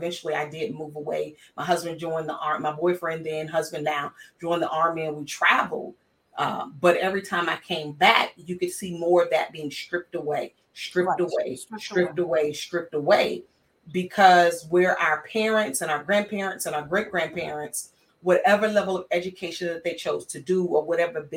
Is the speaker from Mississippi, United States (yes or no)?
yes; small town Mississippi, United States; I'm from small town Mississippi. And even growing up in the 80s and 90s